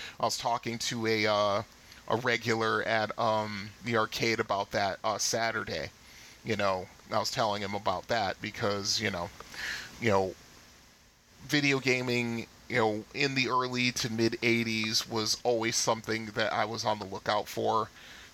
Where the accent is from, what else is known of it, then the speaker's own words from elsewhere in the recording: Bridgeport, United States; my hometown Bridgeport